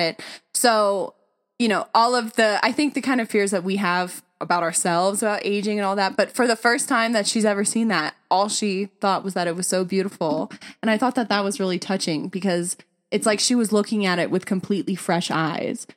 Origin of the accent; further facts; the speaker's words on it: Simi Valley, California, United States; moved away as an adult; we were both born and raised in Simi Valley, but I really stayed there